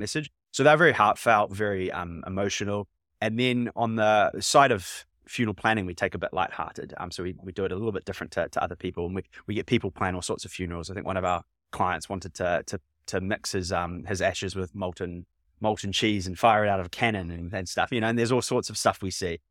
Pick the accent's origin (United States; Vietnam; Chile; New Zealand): New Zealand; now in United Kingdom; I'm from New Zealand